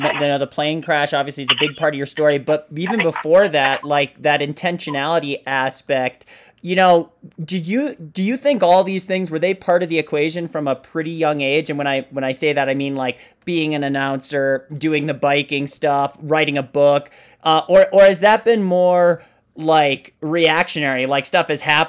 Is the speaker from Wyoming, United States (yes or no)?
no; Moorhead, Minnesota, United States; I grew up in Moorhead, Minnesota, and I distinctly remember being like 11 years old.